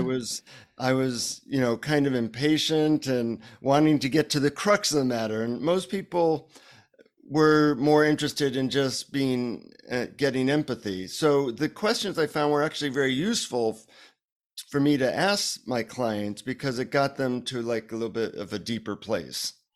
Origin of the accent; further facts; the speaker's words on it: United States; from the United States